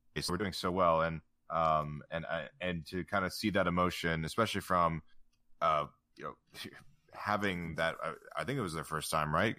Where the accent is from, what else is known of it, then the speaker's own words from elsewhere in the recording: United States; being an American